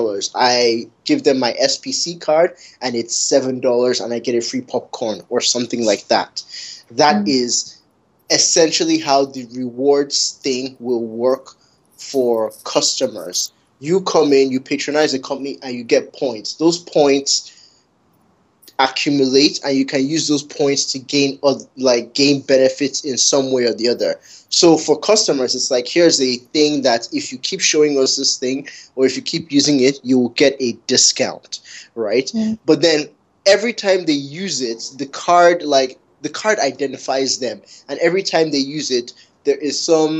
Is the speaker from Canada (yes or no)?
yes; Canada; Growing up in Canada